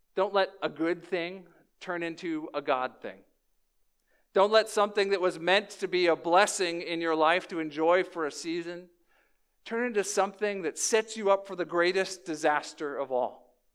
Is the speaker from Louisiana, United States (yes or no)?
yes; New Orleans, Louisiana, United States; moved away; I was born in New Orleans